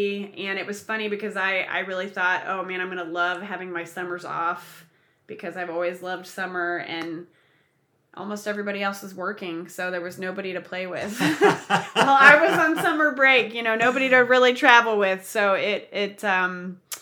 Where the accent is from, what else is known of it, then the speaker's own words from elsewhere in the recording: Kansas City, United States; also born or lived in Manhattan, Kansas / Australia; I was born and raised in Kansas City